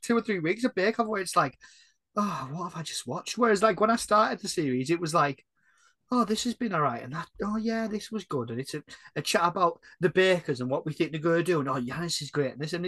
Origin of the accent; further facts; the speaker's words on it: Northern England, United Kingdom; I'm from Northern England.